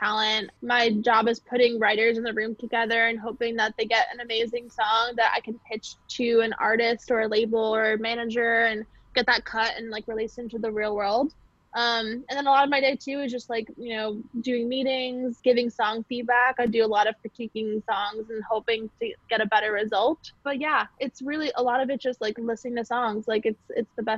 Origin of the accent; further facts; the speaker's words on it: Long Island, New York, United States; moved away as an adult; also born or lived in Nashville, Tennessee; I'm from Long Island, New York